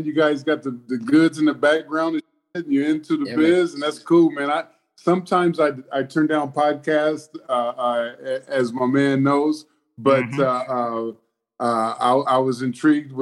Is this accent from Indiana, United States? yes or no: yes; Indianapolis, Indiana, United States; moved away as an adult; now in Los Angeles, United States; I was born and raised there in Indianapolis